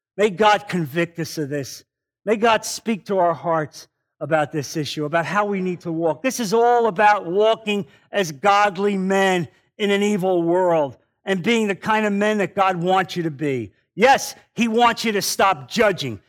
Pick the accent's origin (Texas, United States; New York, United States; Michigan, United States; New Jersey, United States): New Jersey, United States; now in Naples, United States; I'm from New Jersey.